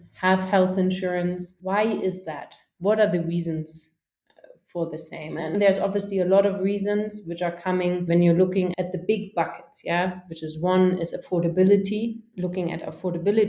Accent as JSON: {"language": "English", "area": "a small town in the north of Germany, about 100 km north of Hamburg", "region": "Schleswig-Holstein", "country": "Germany", "tie": "born or raised there", "also_born_or_lived": "Dublin / Africa", "moved": "as an adult", "said": "I grew up in a small town in the north of Germany, just about 100 kilometers north of Hamburg"}